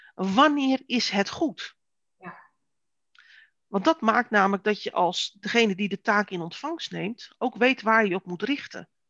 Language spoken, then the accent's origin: Dutch; Netherlands; wij als Nederlanders